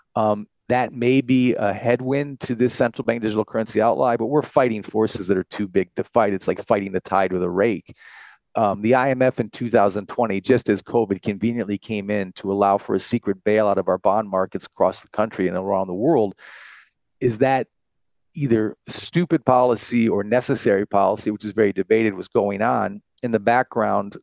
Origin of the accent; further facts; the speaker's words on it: United States; now in France; I'm an American with German background, I live in France